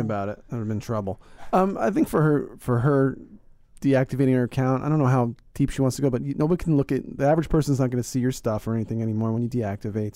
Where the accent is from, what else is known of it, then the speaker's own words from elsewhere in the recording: Northeast, United States; I'm from the Northeast